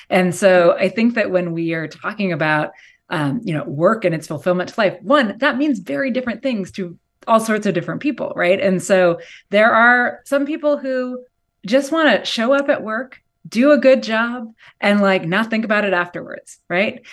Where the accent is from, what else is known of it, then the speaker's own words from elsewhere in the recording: outside of Seattle, Washington, United States; now in California, United States; I grew up, um, in s, like, outside of Seattle in Washington State